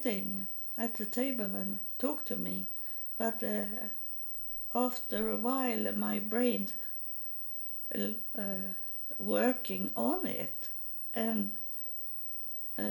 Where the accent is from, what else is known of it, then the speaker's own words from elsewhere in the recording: Sweden; English is a second language; moved away as an adult; also born or lived in Texas, United States; I'm from Sweden. I have just moved to Texas